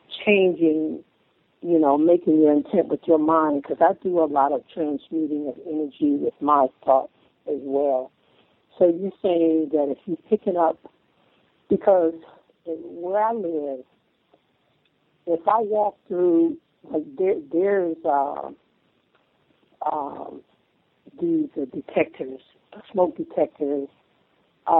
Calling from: Colorado, United States; I'm calling from Colorado.

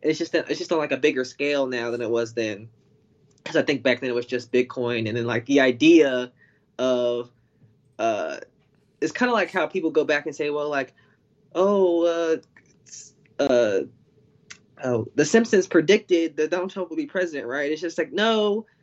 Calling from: North Carolina, United States; I'm calling from North Carolina

